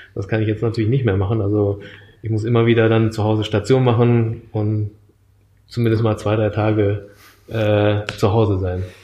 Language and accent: German; Düsseldorf, North Rhine-Westphalia, Germany; moved away as an adult; also born or lived in Japan; aufgewachsen bin ich in äh, Nordrhein-Westfalen, in Düsseldorf